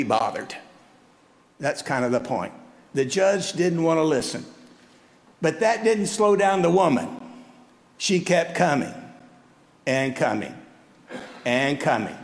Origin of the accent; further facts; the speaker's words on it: South Texas, United States; moved away as an adult; now in Midland, United States; I left my home in South Texas and moved to Midland almost 46 years ago